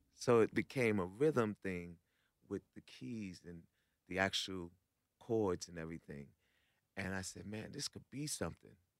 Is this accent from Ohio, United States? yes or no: no; New York, United States; I'm from New York